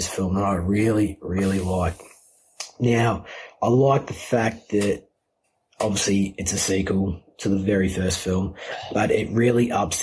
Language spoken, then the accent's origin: English; United Kingdom; being a British redneck